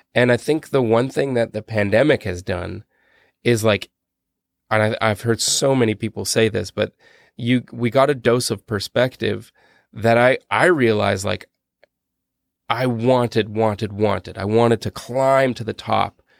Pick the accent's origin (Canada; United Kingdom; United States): Canada; we're Canadian